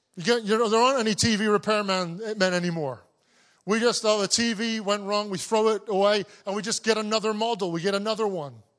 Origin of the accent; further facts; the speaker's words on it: Cornwall, South West England, United Kingdom; I grew up in Cornwall. I'm a Cornish man.